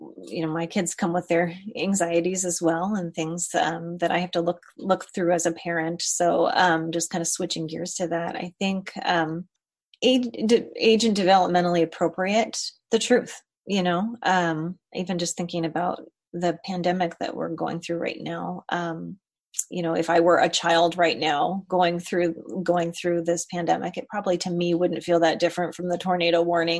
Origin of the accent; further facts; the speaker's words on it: Colorado, United States; I grew up in Colorado